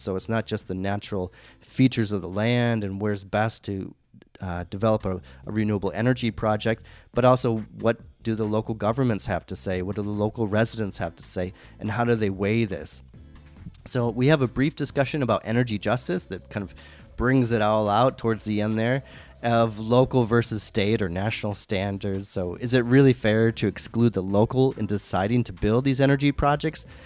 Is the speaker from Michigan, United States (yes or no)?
yes; Michigan, United States; my home state of Michigan